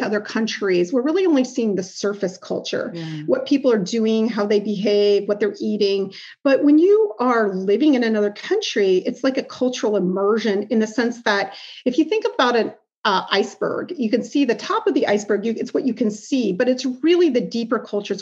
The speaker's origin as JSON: {"language": "English", "region": "Iowa", "country": "United States", "tie": "born or raised there", "also_born_or_lived": "Osaka, Japan / Sydney, Australia", "moved": "as an adult", "said": "I grew up in Iowa"}